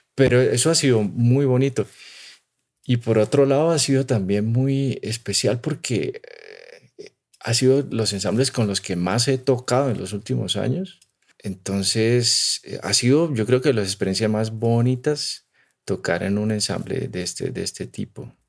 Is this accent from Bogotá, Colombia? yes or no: no; Timbío, Cauca, Colombia; moved away; also born or lived in Pittsburgh, United States / Salamanca, Spain; del pueblo donde, de donde yo soy, ¿no? Un pueblo que se llama Timbío